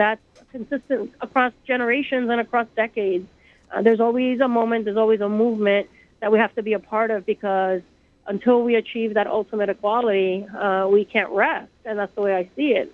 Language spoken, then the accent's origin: English; Puerto Rico; now in New York, United States; I grew up in Puerto Rico